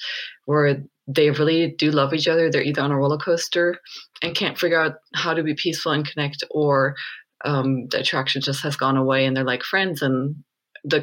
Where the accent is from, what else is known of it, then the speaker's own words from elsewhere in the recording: Germany; moved away as an adult; now in Sedona, United States; I grew up in Germany until my mid-20s, and then I came to the States, and I've ended up in Sedona now